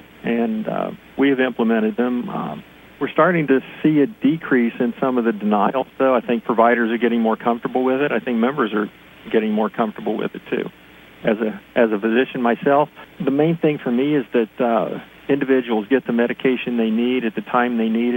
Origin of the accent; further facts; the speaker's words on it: West Virginia, United States; now in Pennsylvania, United States; I'm originally from West Virginia